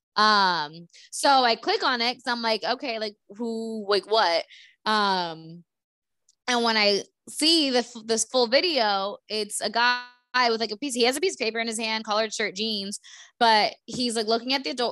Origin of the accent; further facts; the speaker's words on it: United States; moved away; we grew up in Stewart